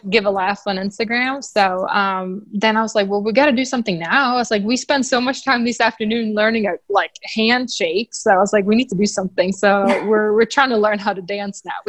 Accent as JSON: {"language": "English", "country": "Sweden", "moved": "yes", "said": "I'm from Sweden. So I love going home."}